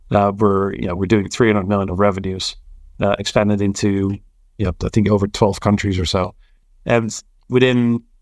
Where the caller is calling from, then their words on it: London, United Kingdom; I'm calling in from London, uh, Hammersmith to be precise.